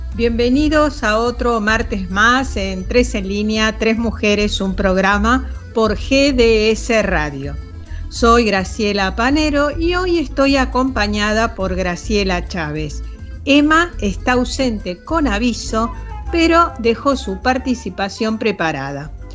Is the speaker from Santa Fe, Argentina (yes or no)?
no; Buenos Aires, Argentina; Yo nací en Chacarita y ahora vivo en Villa Urtúzar siempre vivía unas 10 o 15 cuadras alrededor del lugar donde nací